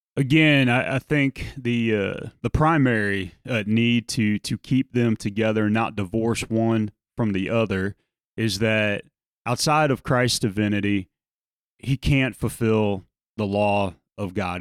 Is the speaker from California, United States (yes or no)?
no; South Louisiana, United States; moved away; growing up in South Louisiana